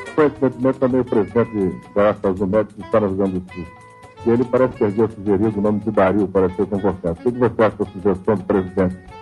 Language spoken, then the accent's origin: Portuguese; Gaúcho, Rio Grande do Sul, Brazil; É, somos gaúchos, somos gremistas